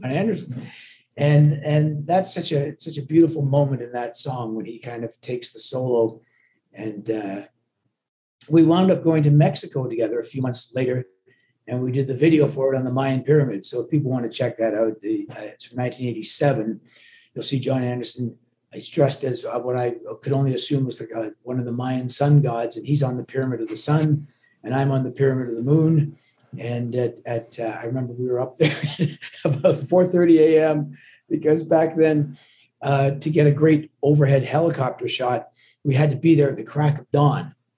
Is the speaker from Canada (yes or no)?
yes; Canada; accent: watered down with Canadian sounding Scottish accent; also born or lived in Glasgow, Scotland; I was born in Glasgow, but my parents, you know, brought me to Canada against my well. Actually, they never even consulted me. I was just a little and uh, and so I grew up in Canada. So I'm very I'm very much Canadian.